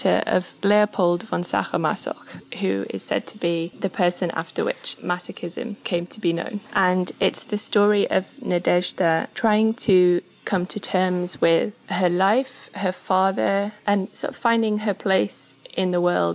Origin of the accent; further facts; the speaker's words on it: Sheffield, Yorkshire and the Humber, United Kingdom; now in Wales, United Kingdom; I am currently based in Wales, but I'm originally from Sheffield.